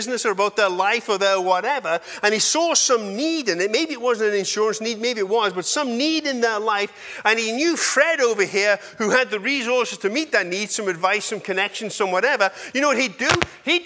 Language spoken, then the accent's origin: English; England, United Kingdom; I'm an English boy, so I was raised as an English boy